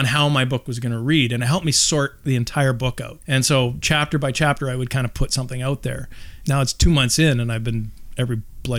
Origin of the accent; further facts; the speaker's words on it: Calgary, Alberta, Canada; moved away as an adult; now in Squamish, Canada; I was born and raised in Calgary, Alberta.